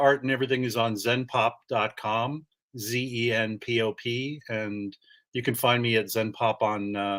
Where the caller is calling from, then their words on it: California, United States; San Francisco Bay Area. Yeah.